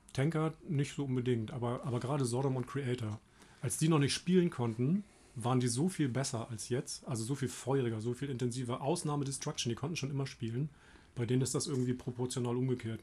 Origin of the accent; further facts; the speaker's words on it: Germany; ich komme aus der Heide